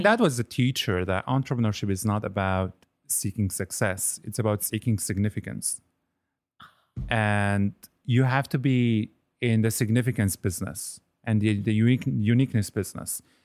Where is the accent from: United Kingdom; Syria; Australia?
Syria; Damascus, Damascus Governorate; moved away as an adult; also born or lived in Lebanon; now in Nova Scotia, Canada; I was born in the beautiful city of Damascus